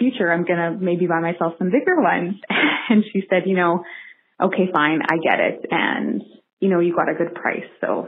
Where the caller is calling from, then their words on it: Regina, Saskatchewan, Canada; I'm calling from Regina, Saskatchewan, Canada